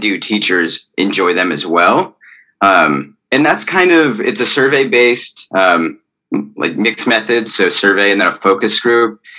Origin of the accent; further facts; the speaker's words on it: Arizona, United States; moved away; I'm from Arizona